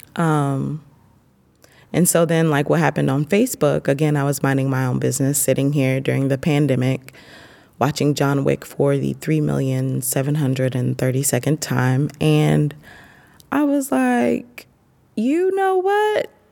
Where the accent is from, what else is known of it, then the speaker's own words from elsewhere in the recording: Marion, Illinois, United States; moved away as an adult; now in Penang, Malaysia; I'm from Marion, Illinois. I'm currently in Penang, Malaysia